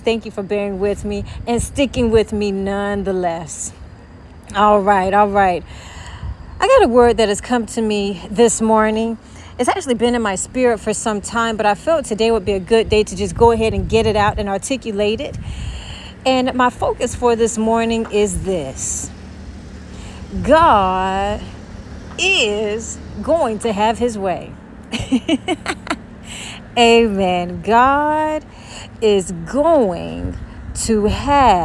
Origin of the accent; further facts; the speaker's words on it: Louisburg, North Carolina, United States; she and I grew up together in Lewisburg, North Carolina.